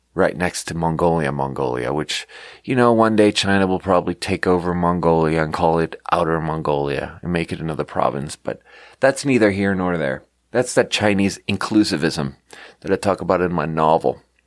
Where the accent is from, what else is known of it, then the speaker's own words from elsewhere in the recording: Sweden; moved away; growing up in Sweden